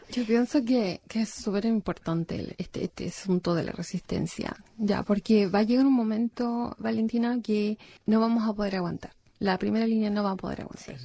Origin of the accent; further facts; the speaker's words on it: Chile; now in Australia; como chilenos en Australia